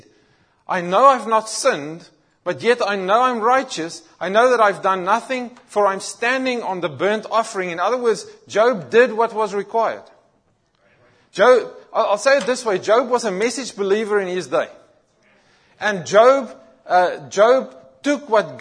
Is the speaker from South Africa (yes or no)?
yes; South Africa; moved away; I grew up in South Africa and very much in our environment, Christianity was a culture.